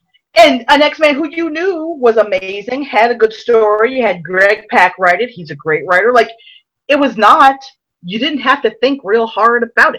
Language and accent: English; Ohio, United States; Because I'm from Ohio